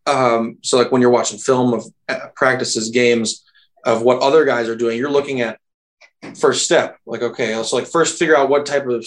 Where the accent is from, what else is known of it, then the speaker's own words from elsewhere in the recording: Minneapolis, Minnesota, United States; moved away; I'm from Minneapolis